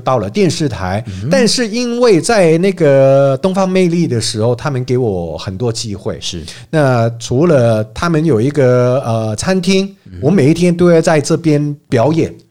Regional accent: Hong Kong; Chinese is a second language; moved away as an adult; now in Taiwan; 我这个港仔

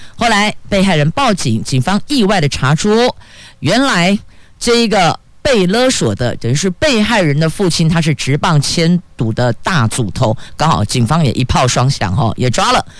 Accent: Taiwan; 我们台湾人

